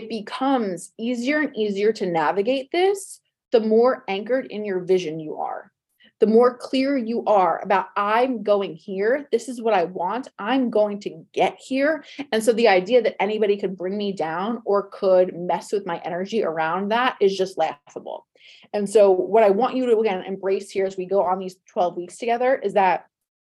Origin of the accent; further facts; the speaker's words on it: New Jersey, United States; moved away as an adult; now in Los Angeles, United States; I'm from New Jersey. I lived in New Jersey till I was 33, 34.